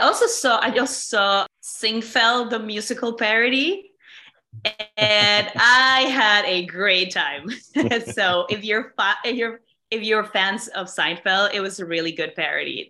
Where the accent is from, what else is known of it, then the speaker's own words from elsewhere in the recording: Mexico; now in New York, United States; I'm, I'm from Mexico